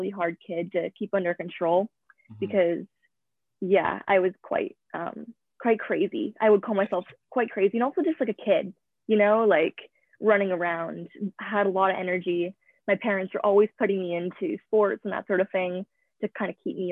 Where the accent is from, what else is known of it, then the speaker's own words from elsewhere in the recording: Vernon, British Columbia, Canada; also born or lived in Vancouver, British Columbia; I was born in Vancouver, British Columbia, and I moved to the North Okanagan in a small town called Vernon when I was 4. So I've pretty much grown up in a small town from the ages of 4 to 18